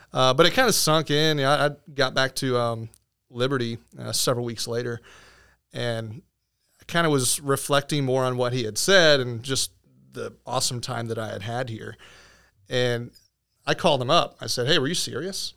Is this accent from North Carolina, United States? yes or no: no; Venice, Florida, United States; now in Winter Haven, United States; I actually came home, uh, to Venice on a summer break between my junior and senior year